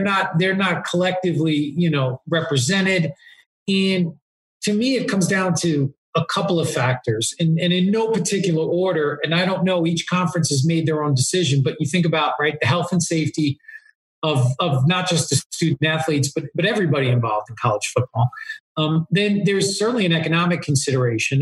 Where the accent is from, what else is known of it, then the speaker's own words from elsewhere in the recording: East Coast, United States; now in Southern California, United States; I moved to Southern California, but you know, when I growing up on the East Coast